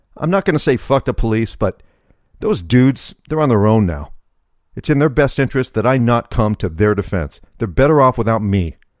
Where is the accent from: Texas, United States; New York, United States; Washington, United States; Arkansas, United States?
Arkansas, United States; moved away; when I was growing up in Arkansas